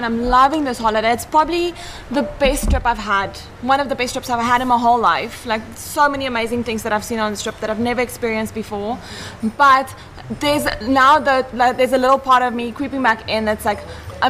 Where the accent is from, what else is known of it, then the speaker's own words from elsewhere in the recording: Johannesburg, Gauteng, South Africa; moved away as an adult; also born or lived in Thailand; I'm from Johannesburg